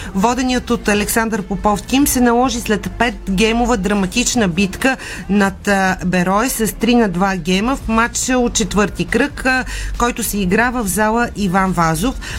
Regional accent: Bulgaria; нас ни вълнува като българи

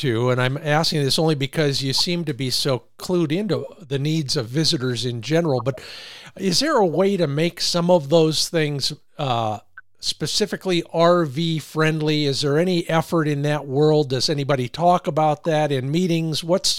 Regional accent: Oregon, United States; my home state of Oregon

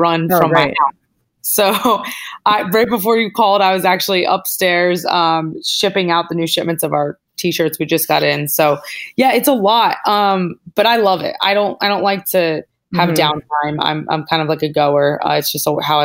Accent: Northeast, United States; now in Los Angeles, United States; We're both from the Northeast

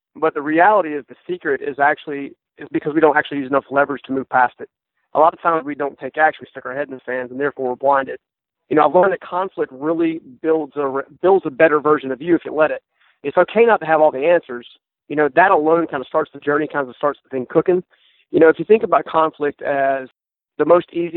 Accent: Raleigh, North Carolina, United States; born and raised in Raleigh, North Carolina, or the suburbs around it

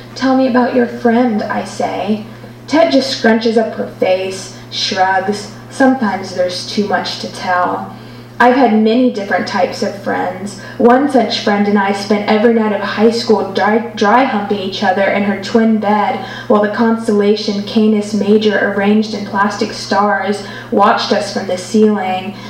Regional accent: Alabama, United States; now in Amsterdam, Netherlands; I'm from Alabama

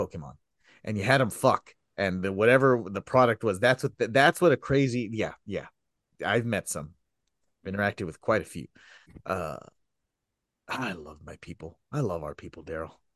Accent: Texas, United States; I come from Texas

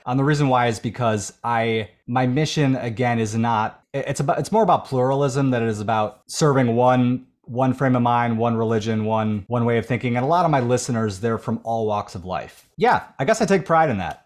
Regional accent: Buffalo, New York, United States; For the first nineteen years of my life growing up in Buffalo, Williamsville, suburb of Buffalo

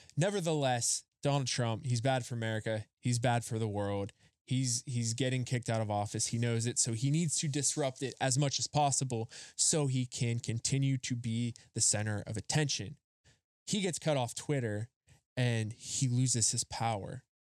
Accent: Rust Belt, United States; I grew up in the Rust Belt. Like, we had the Carnegies, the Fricks, the Mellons

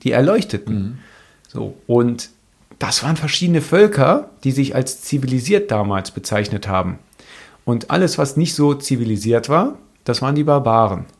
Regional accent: near Cologne, North Rhine-Westphalia, Germany; Ich bin in der Nähe von Köln aufgewachsen

